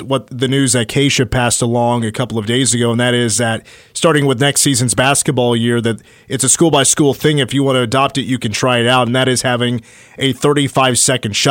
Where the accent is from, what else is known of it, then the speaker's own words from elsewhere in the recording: Morganville, Kansas, United States; I grew up in Morganville